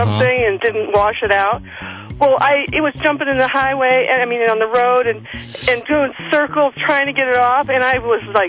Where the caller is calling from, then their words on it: Big Water, Utah, United States; I'm calling from southern Utah, 60 miles south of Kanab, Utah.